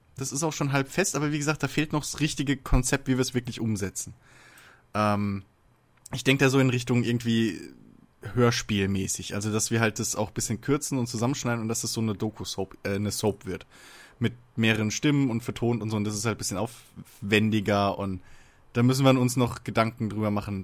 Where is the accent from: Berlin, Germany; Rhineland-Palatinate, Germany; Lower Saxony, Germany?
Rhineland-Palatinate, Germany; Worms; bei uns in Worms